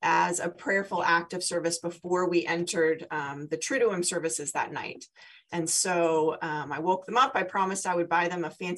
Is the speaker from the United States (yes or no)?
yes; San Diego, California, United States; now in Philadelphia, United States; I'm from San Diego.